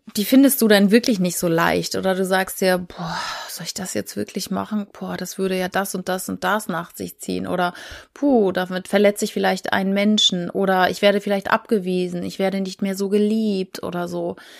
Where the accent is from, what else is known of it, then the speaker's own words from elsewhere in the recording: Schleswig-Holstein, Germany; ich komme aus Schleswig-Holstein